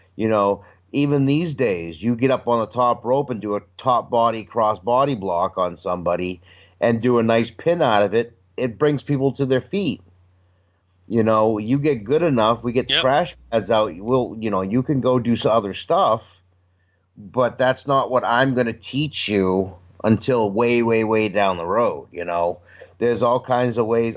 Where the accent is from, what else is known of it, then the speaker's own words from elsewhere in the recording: Maine, United States; I'm from Maine.